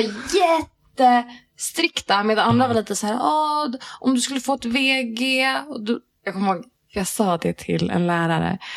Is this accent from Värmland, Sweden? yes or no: no; Järfälla, Stockholm County, Sweden; moved away as an adult; also born or lived in Riga, Latvia / Hässelby; Järfälla hela mitt liv